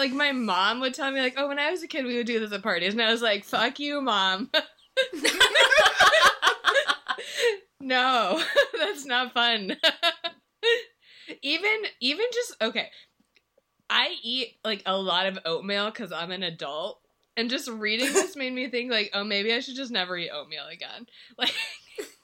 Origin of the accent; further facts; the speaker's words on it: Midwest, United States; I am from the Midwest